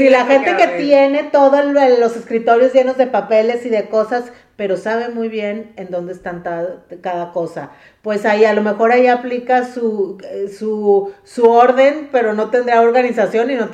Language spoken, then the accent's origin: Spanish; Mexico; now in United States; Cuando yo me vine a vivir aquí de México, aquí a Estados Unidos